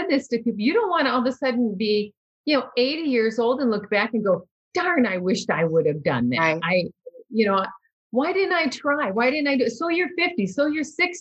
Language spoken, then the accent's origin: English; Iowa, United States; now in Minnesota, United States; I grew up in Iowa